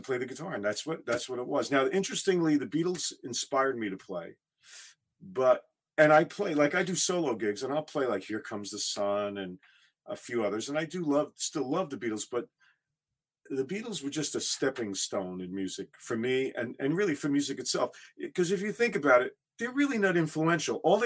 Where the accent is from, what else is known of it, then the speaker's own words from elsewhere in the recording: Teaneck, New Jersey, United States; also born or lived in Bronx, New York / Wisconsin; I was born in the Bronx, and my family moved to Teaneck, New Jersey when I was 6